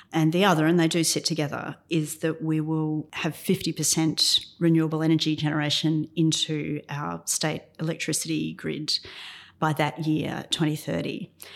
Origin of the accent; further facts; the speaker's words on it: Ipswich, Queensland, Australia; I'm from Ipswich. It used to produce all of Queensland's coal